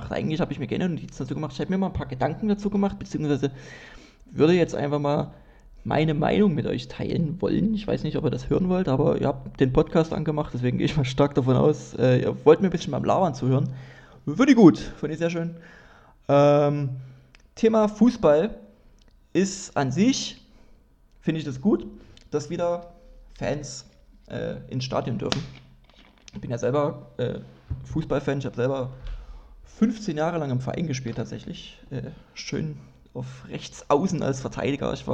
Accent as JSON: {"language": "German", "town": "Dresden", "region": "Saxony", "country": "Germany", "said": "ich klinge wirklich sehr hochdeutsch in meinen Podcasts und das, das passt eigentlich nicht, weil ich komme aus Dresden und wir reden eigentlich alle komisch."}